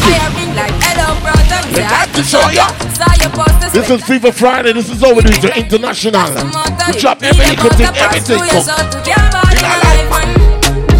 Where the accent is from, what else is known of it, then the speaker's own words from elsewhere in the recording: Jamaica; I'm a Jamaican